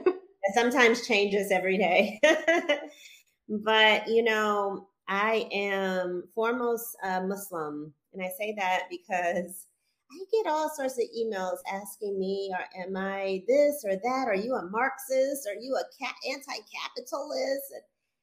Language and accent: English; Gary, Indiana, United States; So I'm also from Gary, Indiana. You know, I was raised with not all the resources, but all the resources I needed